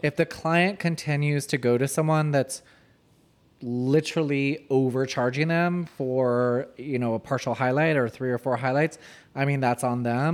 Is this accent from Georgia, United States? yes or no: yes; Marietta, Georgia, United States; I grew up in Marietta.